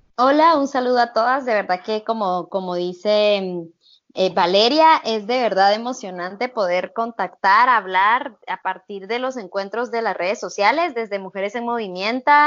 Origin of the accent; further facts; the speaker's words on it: Totonicapán, Guatemala; moved away as an adult; now in Guatemala City, Guatemala; del pueblo eh, indígena de donde yo vengo. El ejército de Guatemala masacró a nuestra organización comunitaria, 48 cantones